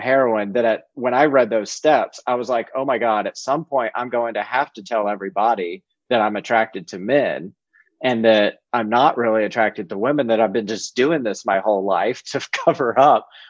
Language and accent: English; South Georgia, United States; I was growing up in South Georgia